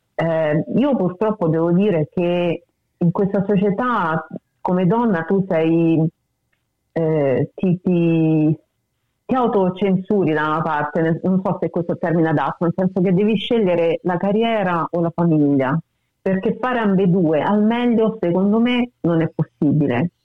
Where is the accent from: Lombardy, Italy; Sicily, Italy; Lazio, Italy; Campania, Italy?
Lazio, Italy; Rome; moved away as an adult; now in Australia; soprattutto Roma, da dove vengo io